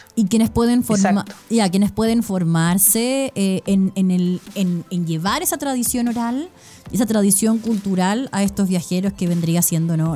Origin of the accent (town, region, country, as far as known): Chile